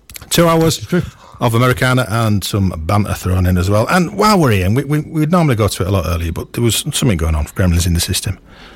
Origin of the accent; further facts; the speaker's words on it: Yorkshire and the Humber, United Kingdom; being a Yorkshireman